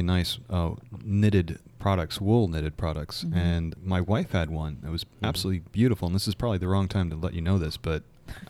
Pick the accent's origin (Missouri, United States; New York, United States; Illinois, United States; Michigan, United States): New York, United States; moved away; Of course, I grew up in New York, so it actually snowed.